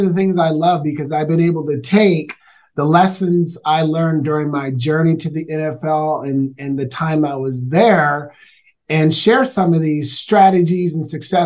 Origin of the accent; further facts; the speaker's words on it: Portland, Oregon, United States; I was raised in Northeast Portland, Oregon